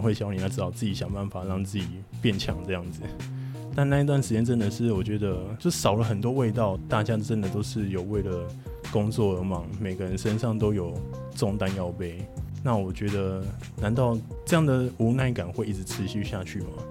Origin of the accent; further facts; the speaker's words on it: Taiwan; 我本身其实我是高雄人，然后在，在屏东旁，旁边这样